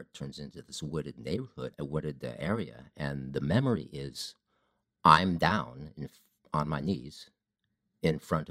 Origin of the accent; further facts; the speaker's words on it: Ohio, United States; I grew up in Ohio.